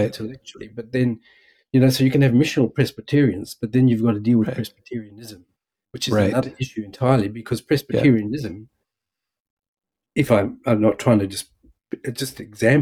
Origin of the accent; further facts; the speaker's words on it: South Africa; also born or lived in United States; now in Melbourne, Australia; originally from South Africa, as my accent might give away